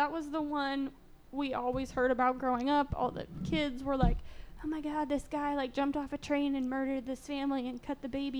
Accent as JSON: {"language": "English", "town": "Bath", "region": "New York", "country": "United States", "said": "I'm from Bath, New York."}